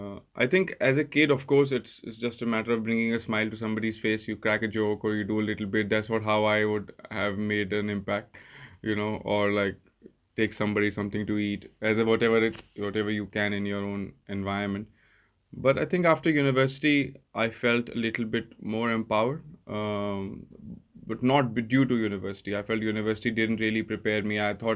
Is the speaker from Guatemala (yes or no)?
no; India; I think growing up in India was one big thing, because my father was in the army and I lived all around India.